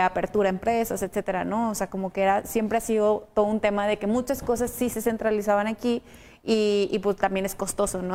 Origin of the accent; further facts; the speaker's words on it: Chihuahua, Mexico; yo soy de Chihuahua y siempre he estado en Chihuahua